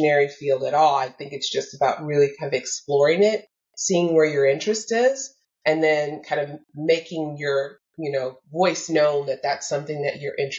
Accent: Detroit, Michigan, United States; I was raised in Detroit, Michigan, and the suburbs of Detroit, Michigan, within the United States

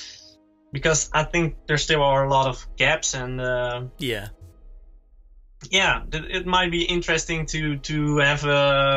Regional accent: Netherlands; We're from the Netherlands

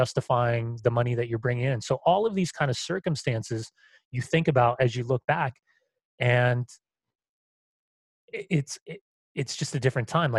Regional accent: Southern California, United States; moved away; also born or lived in San Francisco; Growing up in Southern California, I have a gay father who lived in San Francisco and is HIV positive

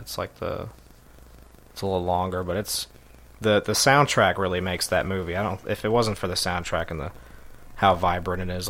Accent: New York, United States; I'm from New York

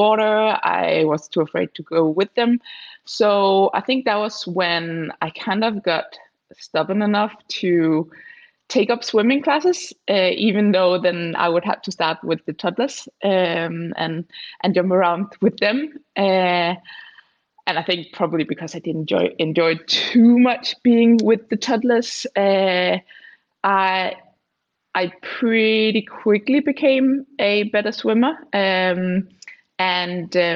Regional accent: near Germany, Southern Denmark, Denmark; I am Danish. I'm from Denmark. It's a pretty small country of 5 million people, and I was born and raised in the southern part, so very close to Germany.

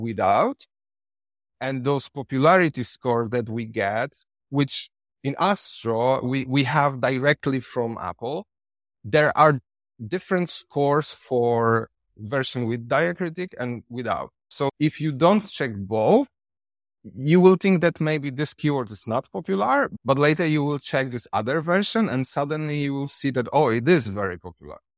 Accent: Poland; English is a second language; moved away as an adult; now in Thailand; I come from Poland, but now I live in Thailand since six years.

